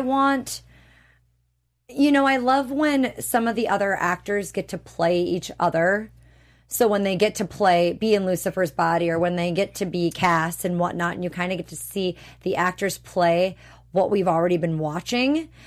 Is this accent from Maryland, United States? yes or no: no; Wisconsin, United States; also born or lived in Minnesota; Wisconsin's the cheese state. That's where I'm from